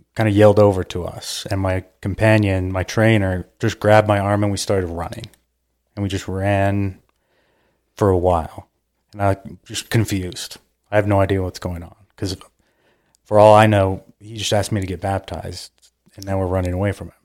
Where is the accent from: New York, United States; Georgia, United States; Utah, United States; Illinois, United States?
Utah, United States; Cedar Hills; I grew up in Cedar Hills, Utah